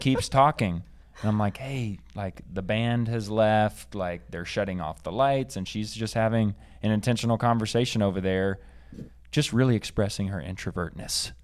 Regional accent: Bentonville, Arkansas, United States; moved away; I am from Arkansas originally, and specifically Bentonville, the home of Walmart

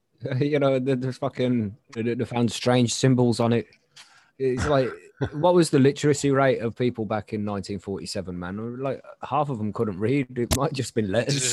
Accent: England, United Kingdom; We're English.

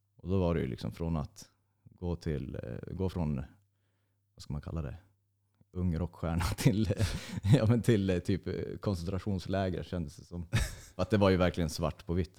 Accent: Nödinge, Västra Götaland, Sweden; also born or lived in Uddevalla / Hisingen, Gothenburg; now in Norrland, Sweden; jag är född i Uddevalla och bodde i Hisingen i fem eller sex år, jag minns inte riktigt. Och sen flyttade vi till Ale kommun, till ett ställe som heter Nödinge. Jag gick skola där

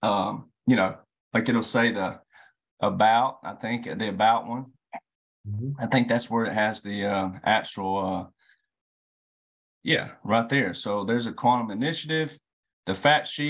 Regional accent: Deep South / Bible Belt, United States; I'm a deep South Southern boy. I was born in the Bible Belt

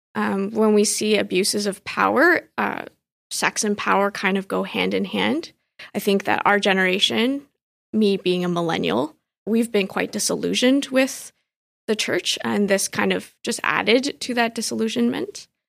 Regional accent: Richmond Hill, Ontario, Canada; also born or lived in Vancouver / Montreal; I grew up in Richmond Hill in the nineties and early two thousands, just deep into the Chinese community

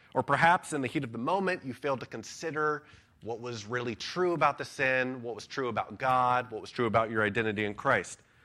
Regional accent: United States; as American citizens

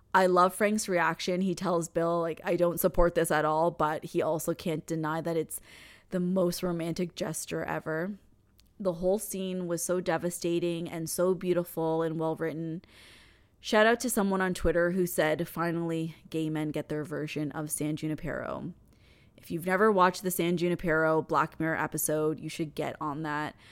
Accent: Canada; I'm Canadian

